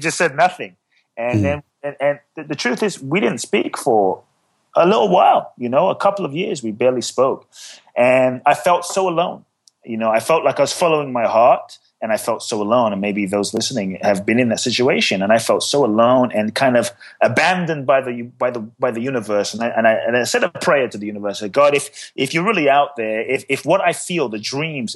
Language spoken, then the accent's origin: English; Ghana; I was born in Ghana, West Africa